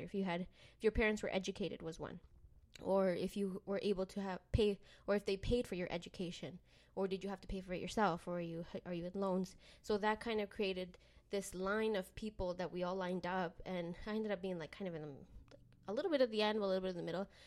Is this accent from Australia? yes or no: no; Canada; also born or lived in Mexico; I was, uh, raised in Canada, but I was born in Mexico and my family is from El Salvador